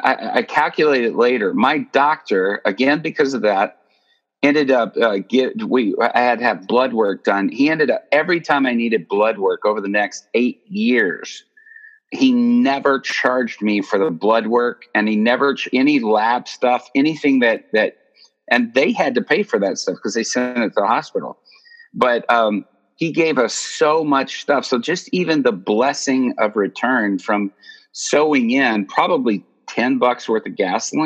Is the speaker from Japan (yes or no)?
yes; Japan; born there; I was born in Japan. Parents were missionaries.